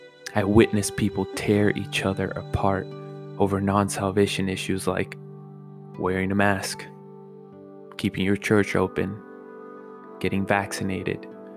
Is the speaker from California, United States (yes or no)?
yes; Oxnard, California, United States; Born and raised in Oxnard